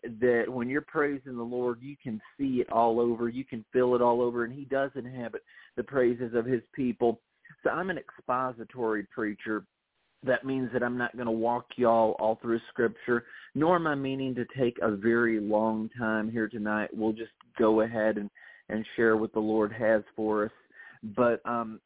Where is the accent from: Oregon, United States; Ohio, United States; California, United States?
Ohio, United States; Toledo; now in Tennessee, United States; I grew up in Toledo, Ohio